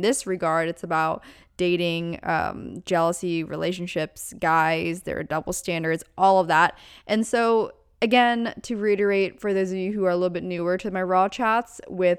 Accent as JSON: {"language": "English", "region": "Pennsylvania", "country": "United States", "tie": "born or raised there", "moved": "yes", "said": "Pennsylvania, my hometown, or my home state rather"}